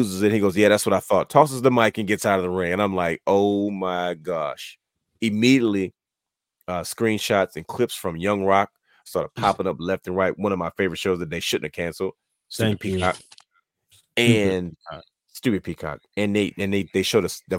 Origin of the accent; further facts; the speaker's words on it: Baltimore, Maryland, United States; I'm from Baltimore City